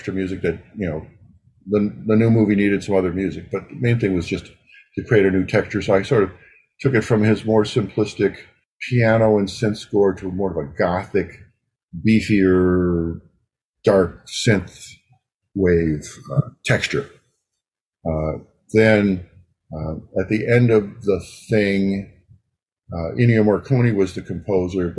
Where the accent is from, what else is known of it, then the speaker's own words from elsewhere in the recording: Ohio, United States; moved away; I was from Ohio at the time.